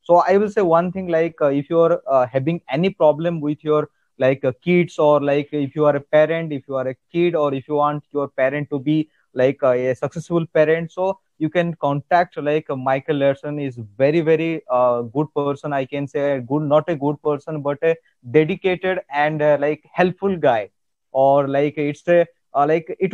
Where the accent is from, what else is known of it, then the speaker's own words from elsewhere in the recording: India; accent: Indian; English is a second language; I know that my Indian accent is uh, like uh, different from your Canadian accent.